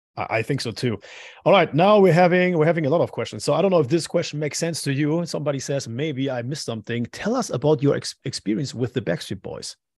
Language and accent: English; Madrid, Community of Madrid, Spain; I was born in Madrid